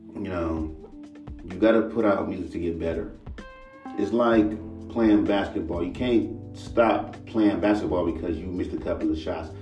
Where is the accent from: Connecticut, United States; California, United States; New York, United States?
California, United States; Los Angeles; I'm from Los Angeles